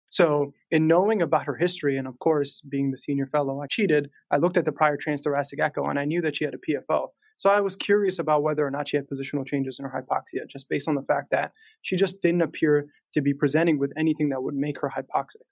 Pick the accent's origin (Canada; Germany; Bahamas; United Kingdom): Canada; Toronto, Ontario; now in Pittsburgh, United States; I'm originally from Toronto, Canada